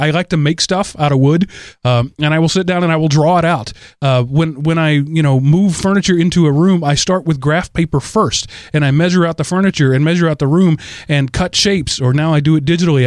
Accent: United States; I'm an American

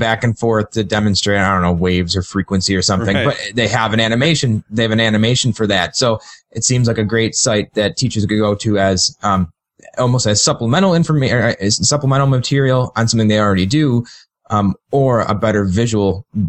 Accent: England, United Kingdom; you know, I'm an English guy, so it doesn't mean too much to me

